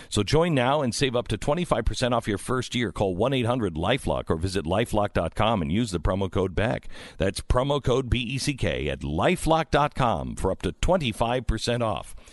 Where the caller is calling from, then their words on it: Utah, United States; I'm calling from Utah. Romney country.